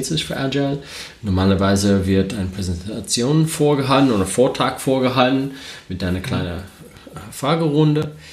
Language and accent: German; United States; German is a second language; moved away as an adult; now in Germany; ich komme aus den Staaten. Ähm, vielleicht, wenn der Akzent ein bisschen stark ist, äh, deswegen. Ähm, ich, ich, wohne jetzt in Deutschland seit acht Jahren